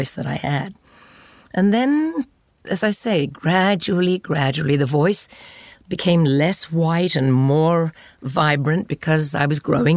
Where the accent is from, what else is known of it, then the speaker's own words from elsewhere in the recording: England, United Kingdom; moved away as an adult; I do love my home country